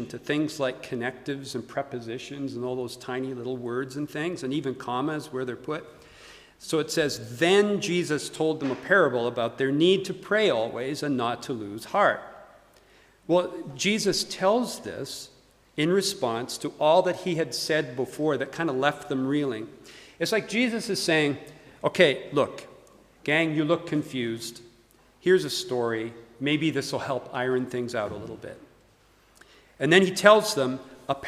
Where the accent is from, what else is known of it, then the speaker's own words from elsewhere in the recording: Calgary, Alberta, Canada; moved away as an adult; also born or lived in United States; now in Edinburgh, United Kingdom; I'm Canadian by birth, born and raised in Calgary, Alberta.